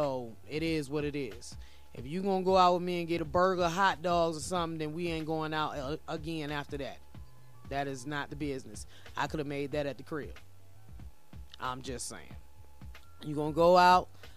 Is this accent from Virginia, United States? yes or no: yes; Virginia, United States; now in Colorado, United States; I ain't from Colorado. I'm from Virginia, but I've been here for 15 years.